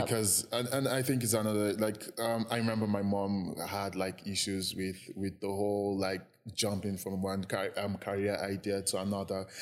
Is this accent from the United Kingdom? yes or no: no; Jos, Plateau, Nigeria; born or raised there; also born or lived in Lagos, Nigeria / Anambra State, Nigeria